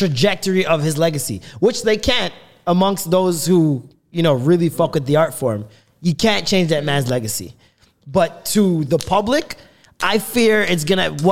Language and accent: English; Jamaica; I'm Jamaican, I'm trying to put that extra syllable on it